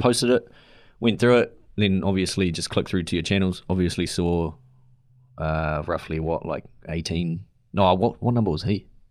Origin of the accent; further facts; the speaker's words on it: New Zealand; as a New Zealander moving over there.